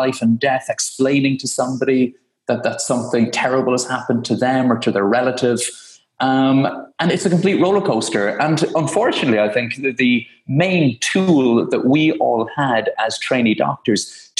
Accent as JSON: {"language": "English", "country": "Ireland", "lives_now": "United Kingdom", "said": "Yeah, and I still haven't escaped that whole Irish thing. So as an Irish man living in the UK"}